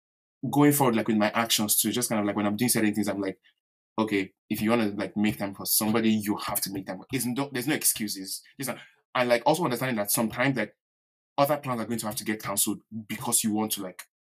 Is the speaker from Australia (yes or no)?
no; Nigeria; accent: Yoruba; Oh God, my Yoruba accent.